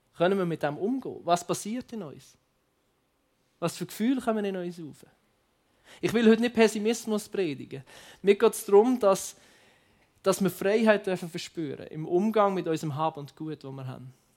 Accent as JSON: {"language": "German", "town": "Basel", "region": "Basel-Stadt", "country": "Switzerland", "said": "ich komme ja aus Basel, ich mache ja ein paar Schritte und dann bin ich in anderen Ländern"}